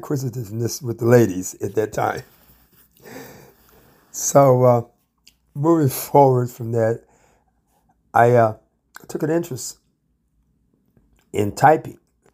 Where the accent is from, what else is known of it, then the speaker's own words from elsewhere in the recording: Ann Arbor, Michigan, United States; I come from Ann Arbor, Michigan, the middle child of three children